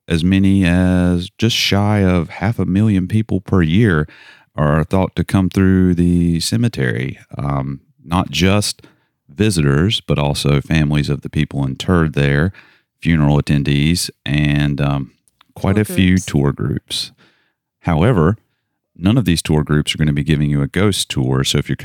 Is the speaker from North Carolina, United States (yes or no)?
yes; North Carolina, United States; We come from North Carolina. They have them there. We have them down here.